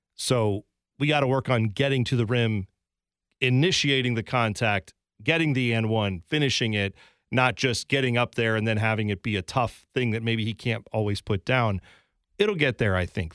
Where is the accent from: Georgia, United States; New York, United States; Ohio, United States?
Ohio, United States; Columbus; I grew up in Columbus.